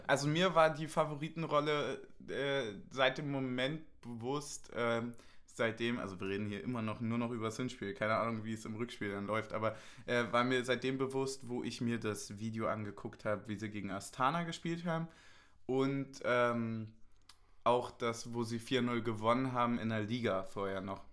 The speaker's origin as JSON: {"language": "German", "country": "Germany", "said": "als Deutscher mit blonden Haaren"}